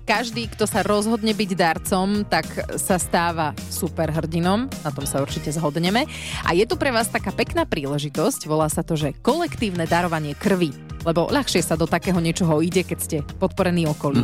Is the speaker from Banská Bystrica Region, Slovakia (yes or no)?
yes; Žarnovica, Banská Bystrica Region, Slovakia; ja som zo Žarnovice